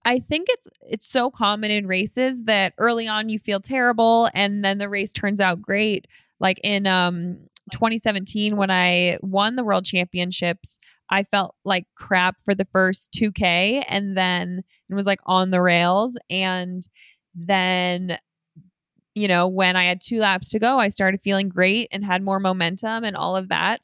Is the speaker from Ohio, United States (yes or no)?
no; Colorado, United States; every year I do a five K race for a cancer charity in my hometown. The race is called Elk Run five K, and that is Instagram at Elk Run five K. And you can come meet me. It's at the end of September in Colorado